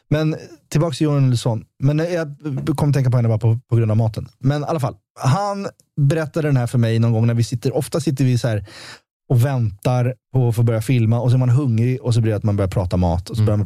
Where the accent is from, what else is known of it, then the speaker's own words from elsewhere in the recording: Sweden; jag är uppväxt i Sverige